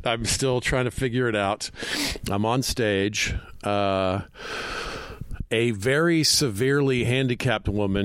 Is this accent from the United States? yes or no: yes; Atlanta, Georgia, United States; I'm from Atlanta, so my early stand-up days were driving around the South